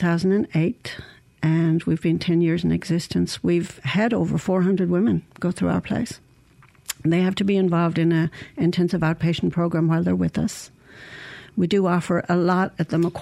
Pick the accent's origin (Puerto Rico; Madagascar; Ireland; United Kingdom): Ireland; County Clare, Munster; moved away as an adult; also born or lived in Saudi Arabia / Dallas / Shreveport; now in Mississippi, United States; I was born and raised in Ireland